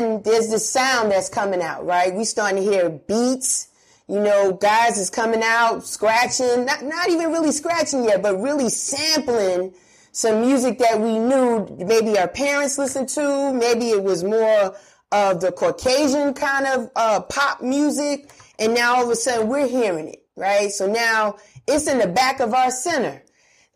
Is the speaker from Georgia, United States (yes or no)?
no; New York City, New York, United States; I was born and raised in Bronx River Projects myself